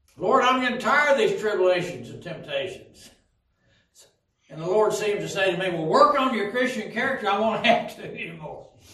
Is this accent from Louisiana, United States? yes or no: no; Pikeville, Tennessee, United States; When I was growing up in Pikeville, Tennessee